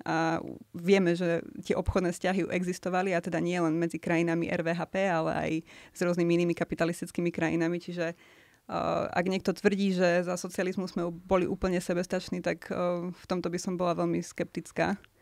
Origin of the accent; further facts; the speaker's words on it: Poprad, Prešov Region, Slovakia; ja som z Popradu